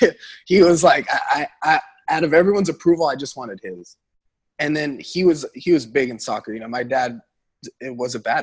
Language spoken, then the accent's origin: English; Central Valley, Northern California, United States; now in Los Angeles, United States; from the Central Valley, I knew I needed to get out of there. I mean, I'm from a small town.